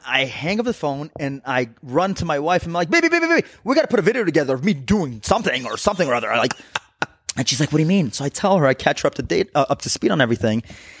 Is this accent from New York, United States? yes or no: no; New Jersey, United States; playing into the whole I'm from Jersey, so playing some, like, fist pumping.